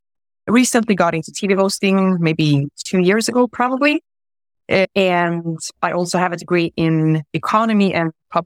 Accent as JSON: {"language": "English", "town": "Gothenburg", "region": "Västra Götaland", "country": "Sweden", "tie": "born or raised there", "also_born_or_lived": "Croatia", "said": "I lived there for 3 months and I came to Sweden, to Gothenburg, at the age of 3 months. And I grew up in Sweden."}